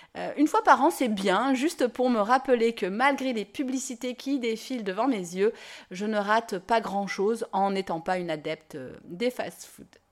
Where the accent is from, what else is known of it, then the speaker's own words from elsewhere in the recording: Nîmes, Occitania, France; je dis pain au chocolat, je suis de Nîmes